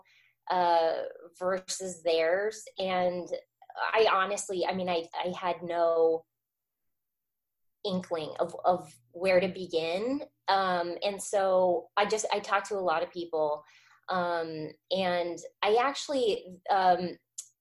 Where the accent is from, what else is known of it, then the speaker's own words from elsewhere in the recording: Arizona, United States; moved away as an adult; also born or lived in Orange, California; I grew up in Arizona